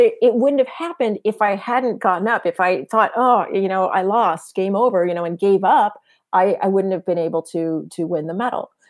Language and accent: English; San Diego, California, United States; moved away; I grew up in San Diego